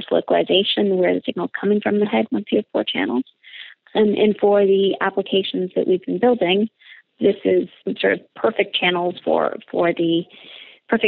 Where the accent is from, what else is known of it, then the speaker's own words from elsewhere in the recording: Canada; Being Canadian, I marginally speak French